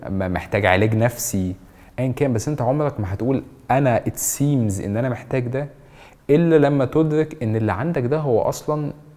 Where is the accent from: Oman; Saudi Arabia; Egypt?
Egypt; احنا كمصريين